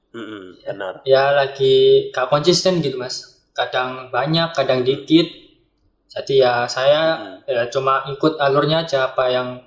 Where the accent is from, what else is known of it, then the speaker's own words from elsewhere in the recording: Surabaya, East Java, Indonesia; saya dari Surabaya, domisili Surabaya Utara.